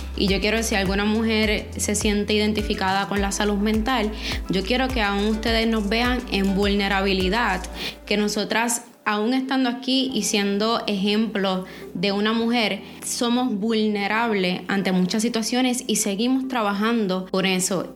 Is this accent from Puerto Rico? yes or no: yes; Ponce, Puerto Rico; Todos los que somos de, de Puerto Rico, especialmente del área de Ponce